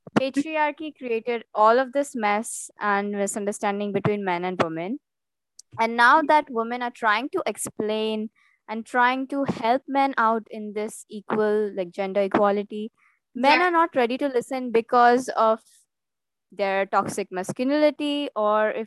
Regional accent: India; I'm an Indian

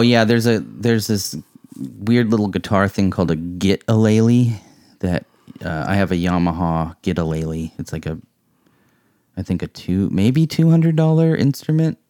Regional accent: Vashon Island, Washington, United States; growing up on Vashon Island

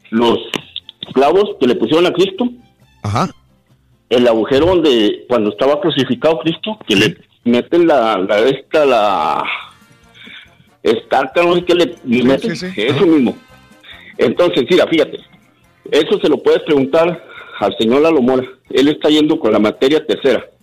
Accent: San Alberto, Coahuila, Mexico; donde yo nací, en San Alberto, Coahuila

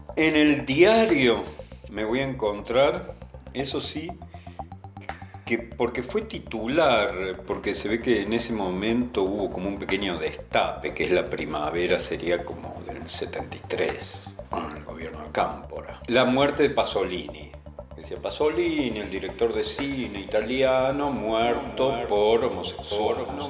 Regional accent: Villa Constitución, Santa Fe, Argentina; yo soy de Villa Constitución, del sur de Santa Fe, una ciudad chiquita pero industrial

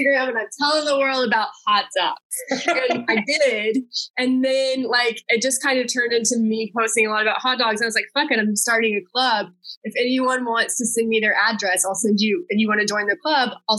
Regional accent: Texas, United States; moved away as an adult; also born or lived in Wichita, Kansas / New York City; now in Los Angeles, United States; I grew up in Texas, and that's like queso is like ubiquitous there

